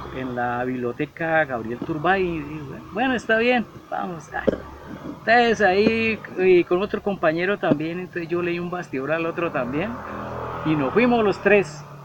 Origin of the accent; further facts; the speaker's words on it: Bucaramanga, Santander, Colombia; soy nacido en Bucaramanga, eh, nacido en un barrio que se llama San Alonso. Actualmente vivo en el barrio Kennedy en la zona norte